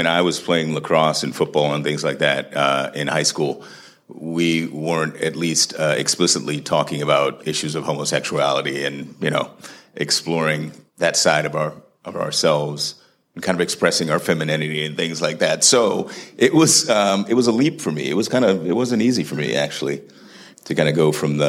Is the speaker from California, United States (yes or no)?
no; Washington, District of Columbia, United States; I was a kid from Southeast D.C. on the other side of town